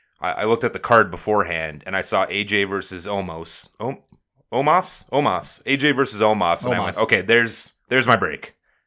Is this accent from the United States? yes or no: no; Canada; Yeah, I'm a garbage human. I'm Canadian garbage human.